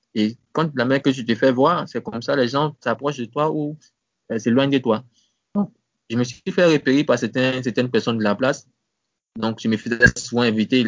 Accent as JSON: {"language": "French", "country": "Côte d’Ivoire", "tie": "born or raised there", "also_born_or_lived": "Abidjan", "said": "c'était ma ville natale, Sobré"}